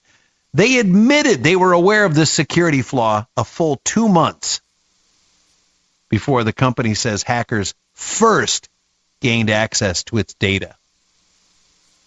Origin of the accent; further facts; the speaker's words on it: Midwest, United States; moved away; I grew up in the Midwest, married a farmer's daughter